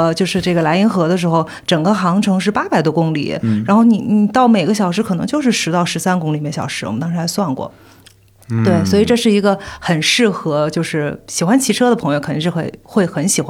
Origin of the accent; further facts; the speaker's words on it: Wuhan, Hubei, China; 因为我是武汉的